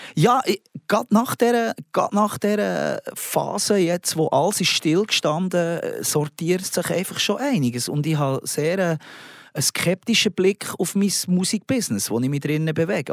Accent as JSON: {"language": "German", "country": "Switzerland", "said": "als Schweizer Mundartkünstler"}